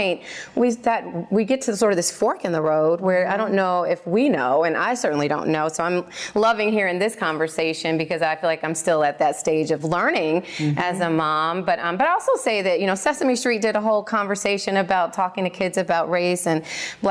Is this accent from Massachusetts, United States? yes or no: no; Indianapolis, Indiana, United States; I grew up in Indianapolis in a predominantly white community